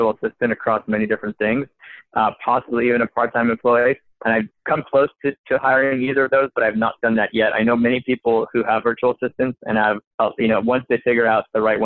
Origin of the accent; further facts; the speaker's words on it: Montreal, Quebec, Canada; now in California, United States; I'm originally from Montreal. I spent about half my life there, half of my life in the U.S.